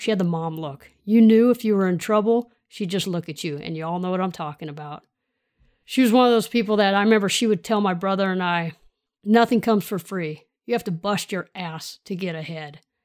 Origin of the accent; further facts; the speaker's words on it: Sacramento, California, United States; So I grew up in the Sacramento region, South area